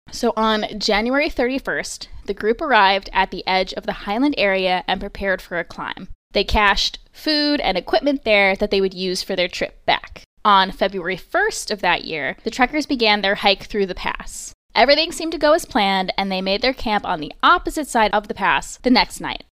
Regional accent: Long Island, New York, United States; accent: Long Island; I had such a Long Island accent

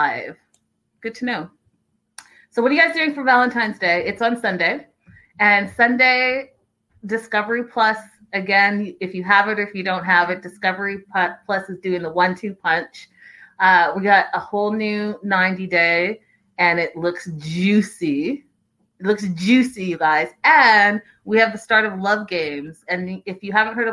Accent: Canada; I'm Canadian

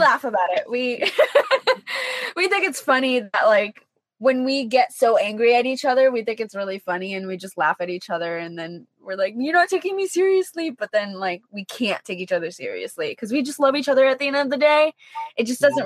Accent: East Hartford, Connecticut, United States; moved away as an adult; I'm from East mm-hmm. Hartford

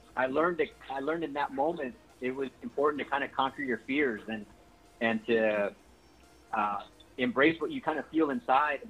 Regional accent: San Antonio, Texas, United States; This is where I was born and raised

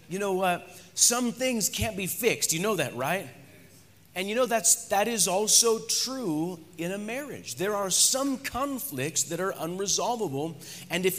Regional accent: United States; moved away; by birth, I'm an American.

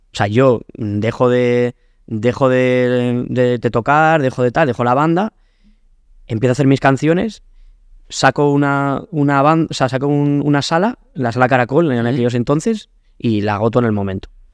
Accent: Alcázar de San Juan, Castilla-La Mancha, Spain; moved away as an adult; also born or lived in Madrid; por eso le tengo tanto cariño a mi pueblo. Hmm porque igual que lo pasé tan mal cuando era chaval

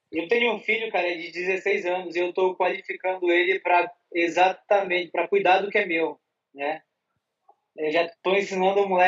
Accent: Belém, Pará, Brazil; now in São Paulo, Brazil; Eu venho lá de Belém do Pará, o churrascão rola solto lá.

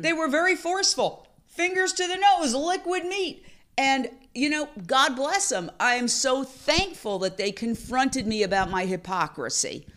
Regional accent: New York City, New York, United States; I grew up in Midtown Manhattan, We live directly across from Carnegie Hall

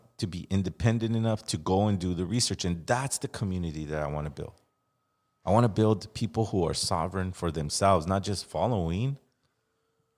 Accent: Los Angeles, California, United States; I'm from Los Angeles

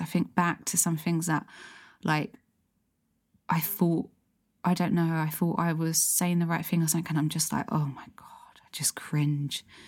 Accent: London, United Kingdom; I grew up in South London

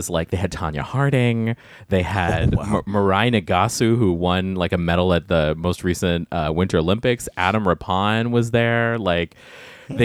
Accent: Guam; moved away; I grew up on Guam

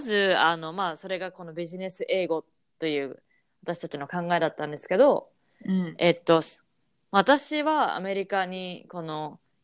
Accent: Japan; moved away as an adult; now in United States; 私は日本の義務教育で育った

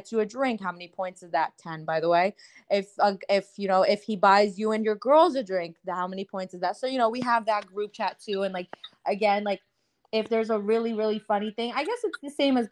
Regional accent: Punjab, Pakistan; I'm Pakistani, so like, you know, we have our language, Urdu, and like I'm also Punjabi

